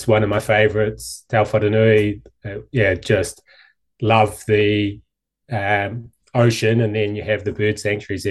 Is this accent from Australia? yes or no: no; Auckland, New Zealand; also born or lived in Dunedin / Canada; I grew up on the North Shore and yeah, pretty standard